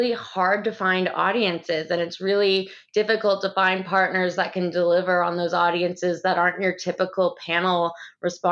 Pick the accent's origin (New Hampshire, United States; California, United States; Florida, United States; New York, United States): New Hampshire, United States; moved away as an adult; also born or lived in London; now in Atlanta, United States; I'm actually from New Hampshire, but I came down south for college and grad school